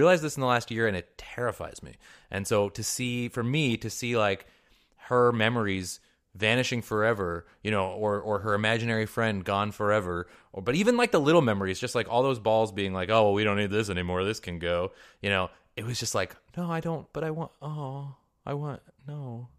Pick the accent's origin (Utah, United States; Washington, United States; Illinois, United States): Washington, United States; Mercer Island; Yeah, I mean, I grew up in Mercer Island, Washington.